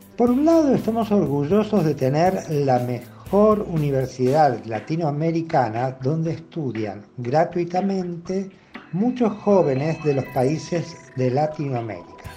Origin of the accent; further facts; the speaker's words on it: Argentina; somos nosotros los argentinos